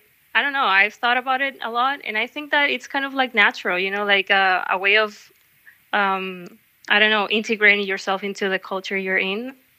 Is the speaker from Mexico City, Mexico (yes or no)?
no; Hermosillo, Sonora, Mexico; now in Basque Country, Spain; I'm from Mexico. I'm from a city called Hermosillo in the north part of Mexico. Okay. It's like below Arizona, so I'm like also very connected to the USA, and like I have family living there and stuff.